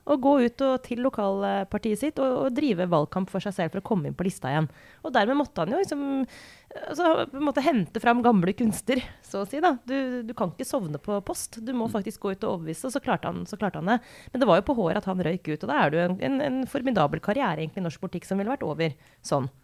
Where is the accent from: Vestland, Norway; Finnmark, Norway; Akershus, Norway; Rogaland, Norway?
Akershus, Norway; Romerike; jeg kommer fra Romerike